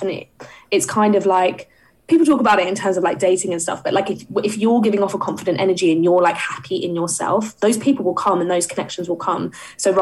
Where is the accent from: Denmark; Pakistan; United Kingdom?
United Kingdom; Essex, East of England; I didn't grow up in London, and I grew up in Essex